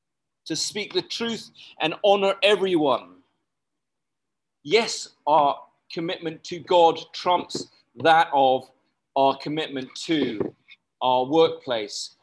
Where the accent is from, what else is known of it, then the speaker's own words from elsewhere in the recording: United Kingdom; now in Malaysia; As a British person